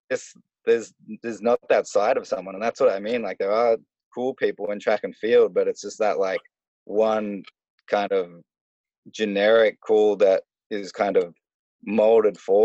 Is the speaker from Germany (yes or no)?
no; Australia; as an Australian, I would never like swear in front of my parents